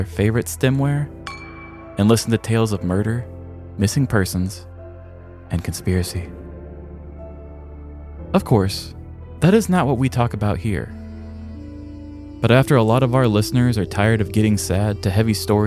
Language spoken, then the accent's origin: English; Midwest, United States; Growing up in the Midwest